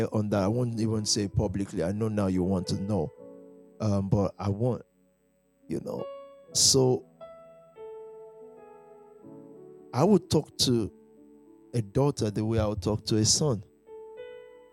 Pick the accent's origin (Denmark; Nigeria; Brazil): Nigeria; moved away as an adult; I've even forgotten I'm from Nigeria